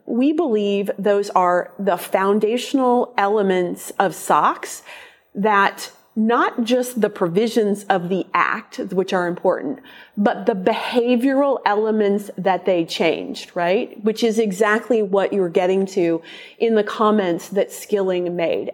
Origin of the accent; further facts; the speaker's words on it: Omaha, Nebraska, United States; my hometown of Omaha